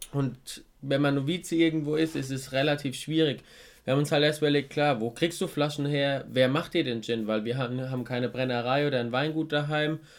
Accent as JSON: {"language": "German", "region": "Rhineland-Palatinate", "country": "Germany", "said": "bei uns in der Pfalz"}